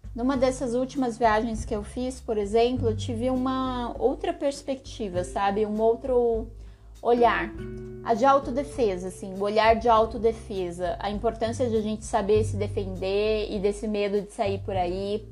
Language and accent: Portuguese; São Paulo, Brazil; Eu que sou de São Paulo